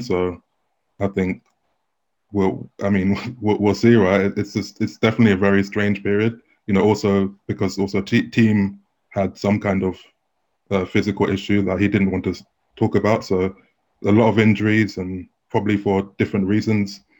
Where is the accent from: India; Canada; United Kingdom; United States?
United Kingdom; London; I'm I'm from London, so I played in tournaments around around here, like just growing up in junior tournaments